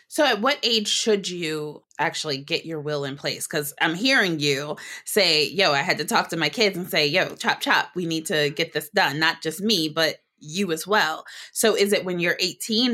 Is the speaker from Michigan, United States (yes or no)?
yes; Detroit, Michigan, United States; detroit michigan which is my hometown